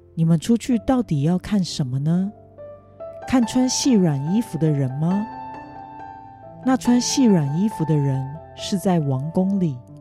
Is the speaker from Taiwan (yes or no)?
yes; Kaohsiung, Taiwan; moved away; 意外带回我的家乡高雄